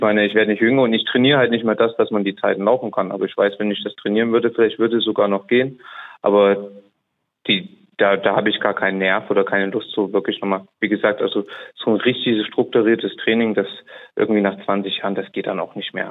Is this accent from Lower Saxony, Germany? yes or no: no; Saarbrücken, Saarland, Germany